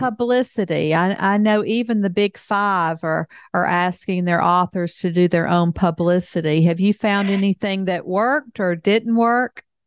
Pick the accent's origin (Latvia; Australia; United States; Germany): United States; the South; I grew up in the South